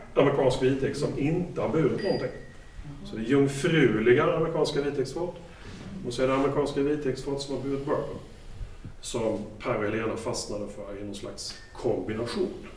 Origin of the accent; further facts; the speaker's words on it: Småland, Sweden; Som smålänning